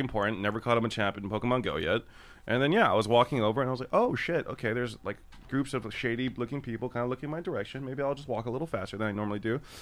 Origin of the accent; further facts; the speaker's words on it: Los Angeles, California, United States; Korean American that was raised in Los Angeles